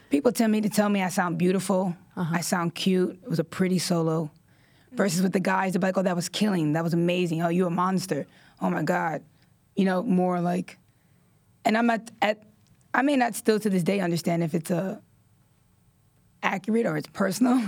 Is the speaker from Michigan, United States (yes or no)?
no; New York City, New York, United States; I was born and raised in Washington Heights, New York